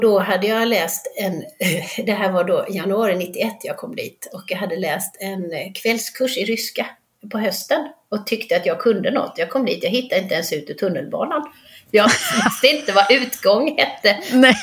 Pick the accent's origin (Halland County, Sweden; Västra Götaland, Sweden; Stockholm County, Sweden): Halland County, Sweden; Halmstad; moved away as an adult; also born or lived in Frösakull / Budapest; now in United States; Jag är uppvuxen i Halmstad